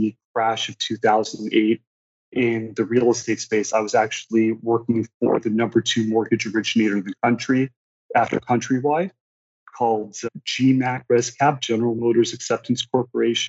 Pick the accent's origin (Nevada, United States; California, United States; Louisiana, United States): California, United States; Los Angeles; also born or lived in Moscow; now in St. Louis, United States; I was born in Los Angeles. I grew up mostly in Los Angeles, but I kind of bounced around all over the place.